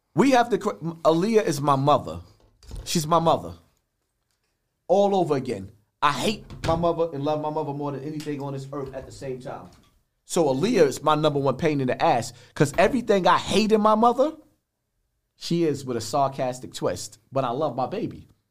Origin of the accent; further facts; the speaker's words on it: New York City, New York, United States; from Bronx River